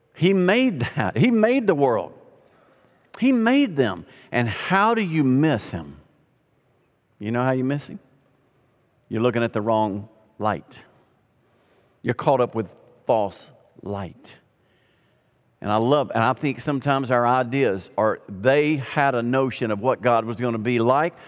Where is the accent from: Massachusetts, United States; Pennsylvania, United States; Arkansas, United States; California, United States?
Arkansas, United States; moved away; also born or lived in Louisiana; I grew up in Arkansas